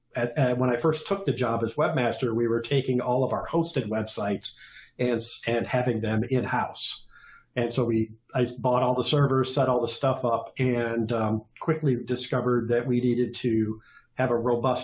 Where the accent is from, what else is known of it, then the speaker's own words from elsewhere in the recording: Detroit, Michigan, United States; also born or lived in Austin, Texas; I am a native Michigander, grew up in Metro Detroit